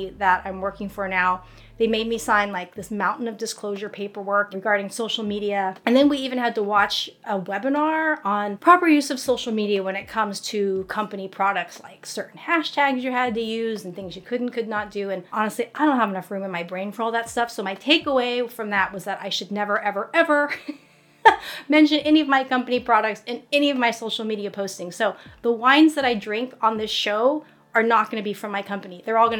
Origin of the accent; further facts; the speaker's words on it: United States; I'm Chinese American, and there's not a lot of romance books with Asian women in it.